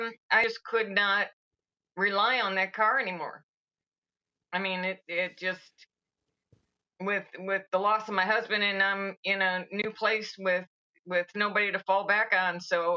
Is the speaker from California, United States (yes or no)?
no; Michigan, United States; moved away as an adult; now in Brooksville, United States; I'm from Michigan.